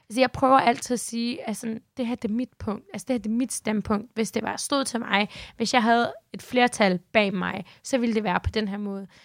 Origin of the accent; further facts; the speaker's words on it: Denmark; Det er, hvordan jeg er dansker.